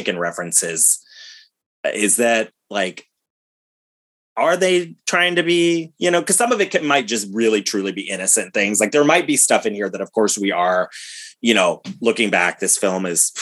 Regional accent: Ohio, United States; we grew up in Ohio

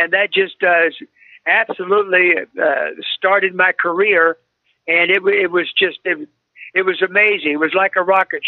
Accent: Baton Rouge, Louisiana, United States; I grew up in Baton Rouge, Louisiana

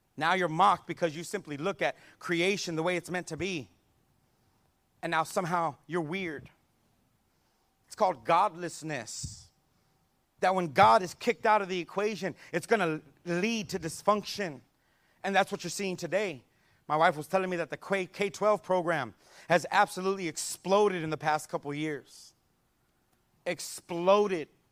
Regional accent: San Antonio, Texas, United States; I grew up here in San Antonio

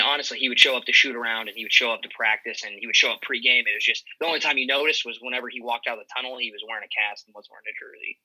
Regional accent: Iowa, United States; I'm actually from Iowa, undergrad at Iowa State, so I'm a Cyclone

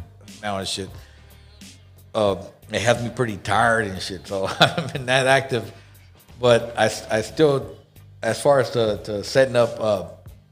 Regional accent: Los Angeles, California, United States; where I grew up in South Central

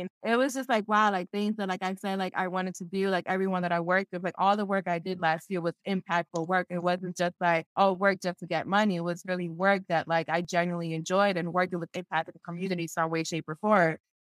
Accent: Philadelphia, Pennsylvania, United States; when I was growing up, because I'm from Philadelphia, and in Philadelphia, there's barely any Peruvians here

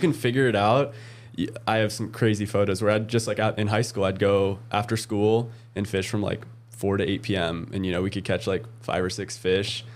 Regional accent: Oregon, United States; moved away; I grew up in Oregon

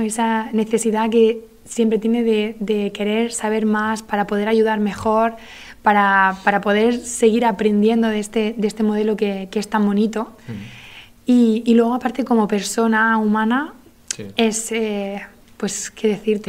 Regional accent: Granada, Andalusia, Spain; moved away; Yo soy de Granada

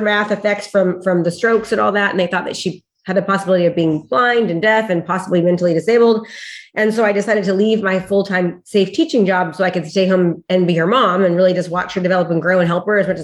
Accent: Discovery Bay, California, United States; I'm from Discovery Bay, California. It's in between Sacramento and San Francisco.

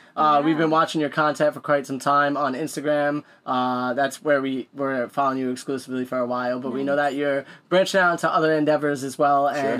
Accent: Illinois, United States

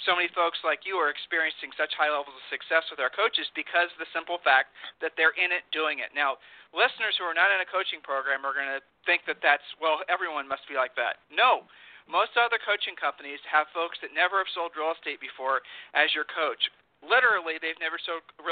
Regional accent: Ohio, United States; I'm from Ohio

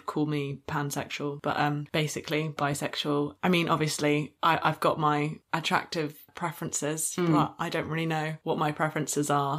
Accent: London, United Kingdom; I'm from Southwest London

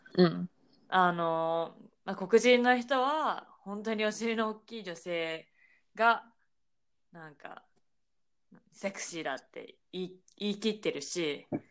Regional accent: Japan; moved away as an adult; also born or lived in Canada / United States; 日本で育ってきた

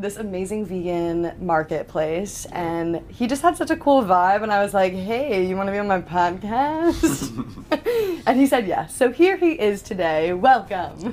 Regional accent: New York, United States; I am a New Yorker myself

